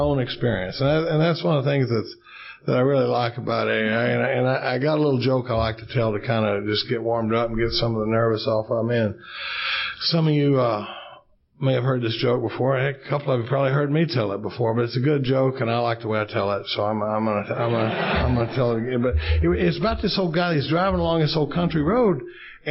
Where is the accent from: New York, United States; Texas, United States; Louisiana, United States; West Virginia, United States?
Texas, United States; Dallas; now in Austin, United States; I grew up in Dallas, Texas. We live in Austin, Texas now.